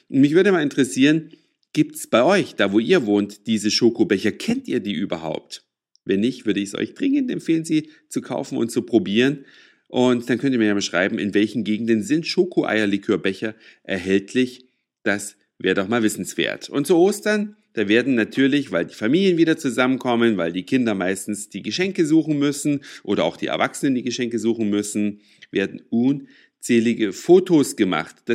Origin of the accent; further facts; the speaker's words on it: Saxony, Germany; now in Hamburg, Germany; Da, wo ich herkomme, aus Sachsen, da gibt's die Dinger in jedem Laden. In Hamburg schon ein bisschen schwieriger.